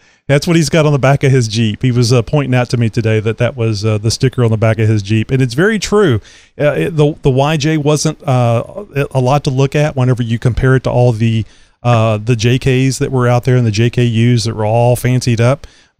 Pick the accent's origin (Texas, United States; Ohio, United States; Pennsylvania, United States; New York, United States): Texas, United States; as a Texan